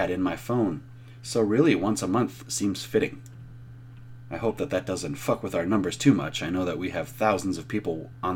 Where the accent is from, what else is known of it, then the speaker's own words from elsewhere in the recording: Minnesota, United States; I'm from Minnesota